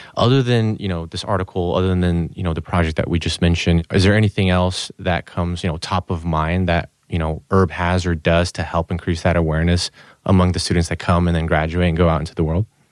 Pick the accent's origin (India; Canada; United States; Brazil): Brazil; moved away; I'm from Brazil, born and raised, but kinda moved all over the place.